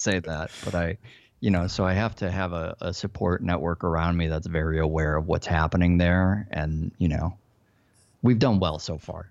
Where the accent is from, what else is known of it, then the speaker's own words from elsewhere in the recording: Chicago, Illinois, United States; moved away as an adult; also born or lived in Silicon Valley, California; now in Los Angeles, United States; I grew up in Chicago.